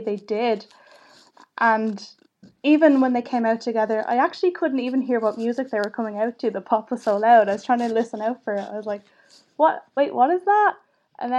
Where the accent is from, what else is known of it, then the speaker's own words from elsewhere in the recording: Ireland; as an Irish person